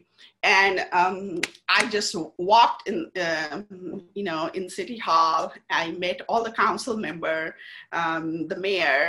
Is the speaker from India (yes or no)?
yes; India; now in United States; I'm from India. Very techie people.